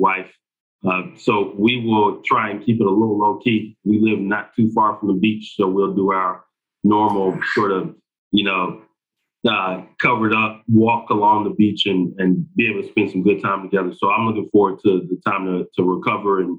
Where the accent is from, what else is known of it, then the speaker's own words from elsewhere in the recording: Stone Mountain, Georgia, United States; also born or lived in Alabama; I am a Georgia boy. Grew up in Stone Mountain, Georgia. I was born in Alabama.